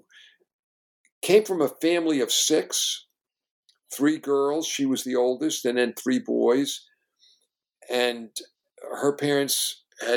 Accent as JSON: {"language": "English", "town": "New York City", "region": "New York", "country": "United States", "tie": "born or raised there", "said": "I grew up in Brooklyn at the beach"}